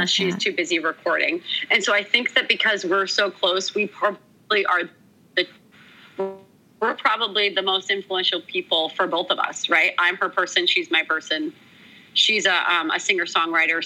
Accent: Maine, United States; moved away as an adult; now in Austin, United States; I grew up on the ocean in Maine

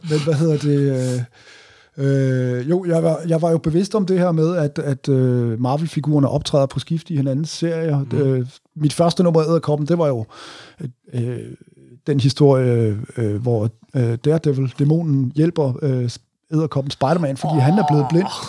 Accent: Southern Jutland, Southern Denmark, Denmark; jeg er vokset op i Sønderjylland

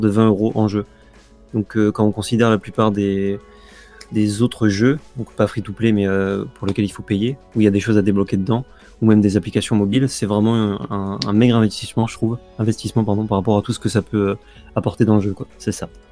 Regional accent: France; on est français

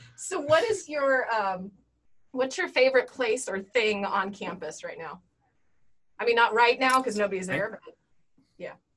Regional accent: Denver, Colorado, United States; I grew up in Denver, so we camped

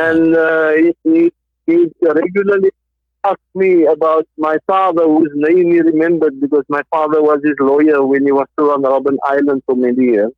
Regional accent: Cape Town, Western Cape, South Africa; moved away as an adult; also born or lived in Qatar; now in Doha, Qatar; I hail from Cape Town, South Africa.

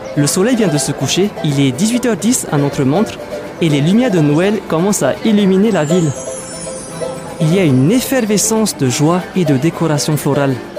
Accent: French Polynesia; chez moi à Tahiti

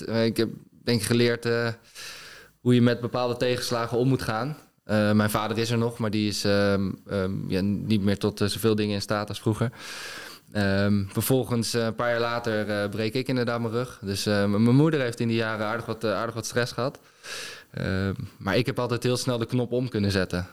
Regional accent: Netherlands; als Nederlander

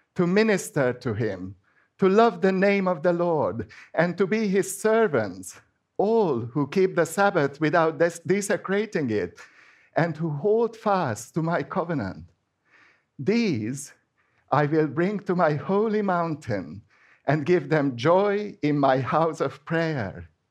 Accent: Hungary; first language Hungarian; English is a second language; moved away; I am Hungarian because Hungarian is my first language.

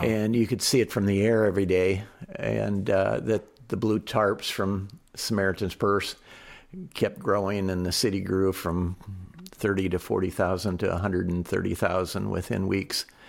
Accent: United States; being an American

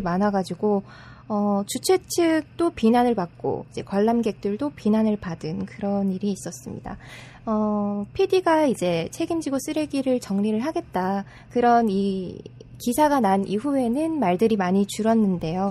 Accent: Gyeongsang, South Korea; 제가 또 경상도 사람이다 보니까

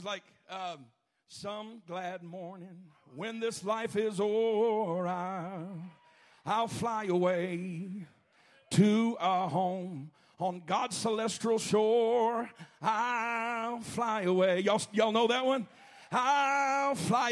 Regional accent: Alabama, United States; I'm from Alabama

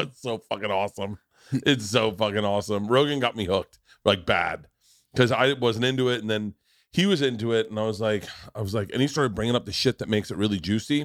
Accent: the South, United States; growing up in the South

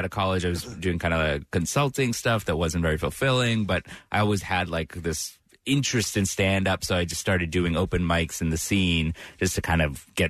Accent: Worcester, Massachusetts, United States; I grew up in Worcester, Central Mass, yes.

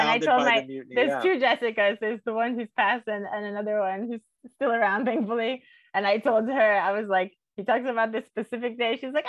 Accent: Miami, Florida, United States; I'm from Miami

